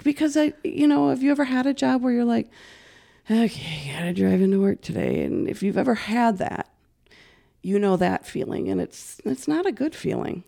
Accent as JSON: {"language": "English", "town": "Saint Paul", "region": "Minnesota", "country": "United States", "tie": "born or raised there", "also_born_or_lived": "River Falls, Wisconsin / Hudson / White Bear Lake / Centerville", "said": "I've always been born and raised in Saint Paul"}